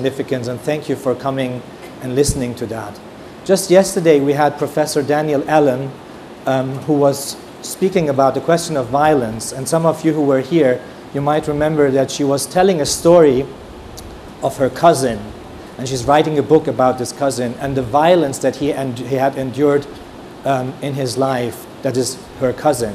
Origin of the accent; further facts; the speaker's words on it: Tehran, Tehran Province, Iran; also born or lived in Germany; now in Israel; I was born in Tehran, in Iran, and left later on and went to Germany. Now I live in Israel